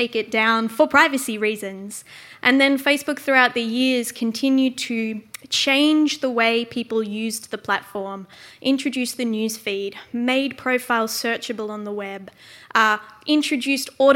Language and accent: English; Australia; also born or lived in Netherlands; as an Australian